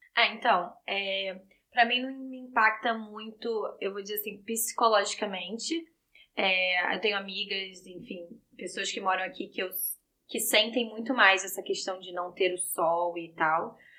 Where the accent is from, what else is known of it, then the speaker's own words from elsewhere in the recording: Rio de Janeiro, Brazil; now in Vancouver, Canada; que sou do Rio